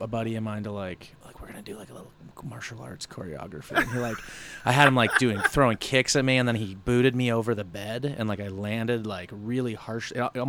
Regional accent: Gig Harbor, Washington, United States; also born or lived in Ellensburg, Washington; Gig Harbor, Washington, a little town south of Tacoma, Washington, which is a little south of Seattle, Washington.

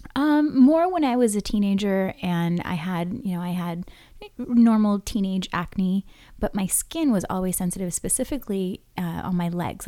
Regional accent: Hawaii, United States; growing up in Hawaii

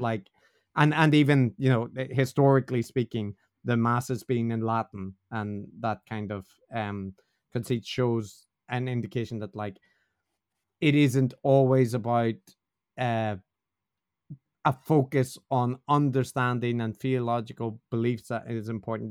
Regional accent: Northern Ireland, United Kingdom; I'm from Northern Ireland, which is probably self-evident from the way I talk

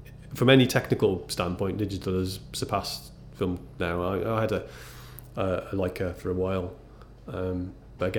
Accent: Cardiff, Wales, United Kingdom; I'm from Cardiff.

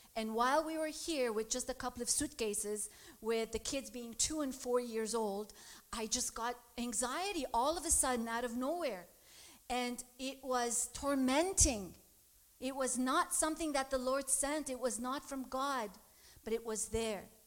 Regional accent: Lebanon; moved away; I grew up in Lebanon

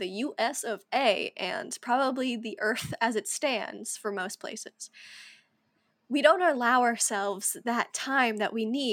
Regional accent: United States; we're Americans from the United States

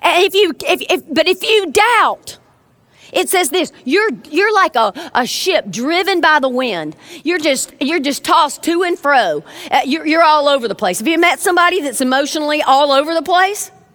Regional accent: South Georgia, United States; now in Birmingham, United States; I'm originally from South Georgia

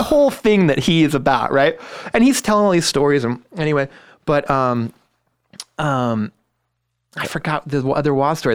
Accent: Los Altos, California, United States; I grew up in Los Altos.

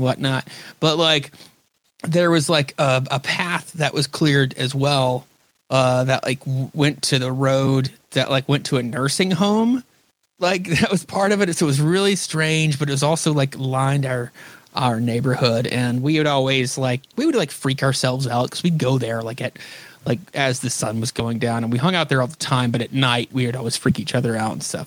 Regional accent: Northwest Louisiana, United States; I grew up in North Louisiana, like Northwest Louisiana, like right near the border of Texas

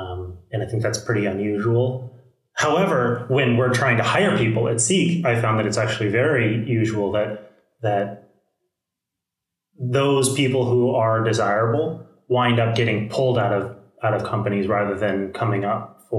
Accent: El Segundo, California, United States; El Segundo, California.

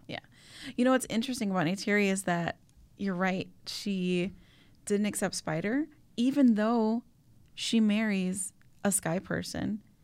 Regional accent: Chicago, Illinois, United States; Yes, I'm a Latina, but even maybe before I'm a Latina, I'm a Chicagoan, like, through and through

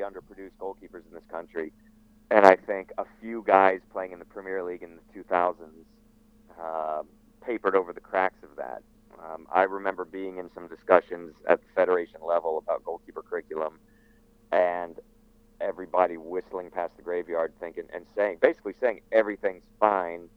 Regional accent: Florida, United States; moved away as an adult; also born or lived in England; growing up in Florida, ending up at Radford University

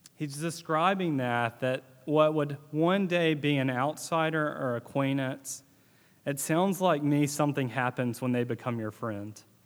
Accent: Northeast Mississippi, United States; growing up in Northeast Mississippi and being in the South

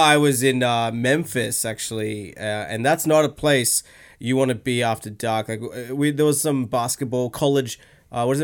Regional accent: Australia; also born or lived in London, United Kingdom / Sydney, Australia; I grew up here in Australia

